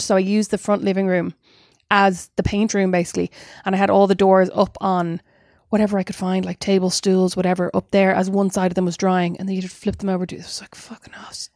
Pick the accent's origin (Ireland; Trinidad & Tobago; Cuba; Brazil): Ireland; as an Irish person